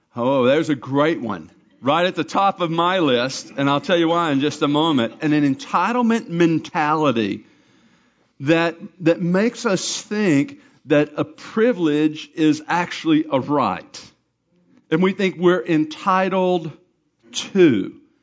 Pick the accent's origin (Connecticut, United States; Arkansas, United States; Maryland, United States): Arkansas, United States; I'm from Arkansas